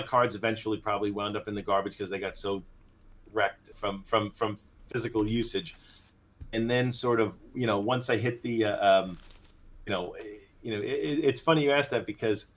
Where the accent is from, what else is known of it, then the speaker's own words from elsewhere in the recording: Long Island, New York, United States; also born or lived in Tokyo, Japan; Born and raised on Long Island.